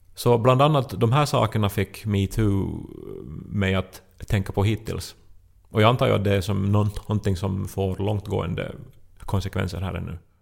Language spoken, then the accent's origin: Swedish; Esse, Ostrobothnia, Finland; moved away as an adult; also born or lived in Turku; i Österbotten, alltså hemma i Esse